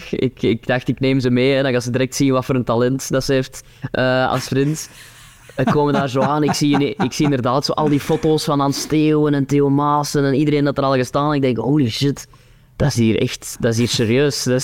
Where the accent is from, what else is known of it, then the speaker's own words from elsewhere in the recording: Kempen, Belgium; dat was zo'n beetje mijn identiteit op dat podium, hè, zo de, de Kempenaar.